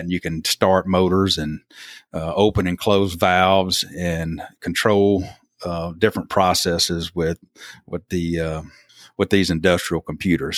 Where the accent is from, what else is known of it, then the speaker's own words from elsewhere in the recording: Thomasville, Alabama, United States; also born or lived in Selma, Alabama; born in Selma, raised in Thomasville, which is about, you know, y'all, I always have to tell people that, uh, Thomasville is like two hours straight north of Mobile